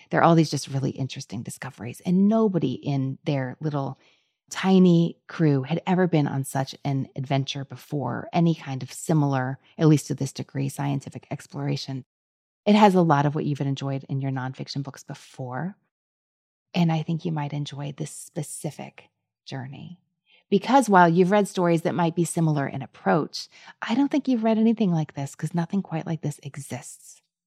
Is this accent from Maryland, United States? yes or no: no; Kentucky, United States; also born or lived in Louisville; I'm from Kentucky, but I live in Louisville.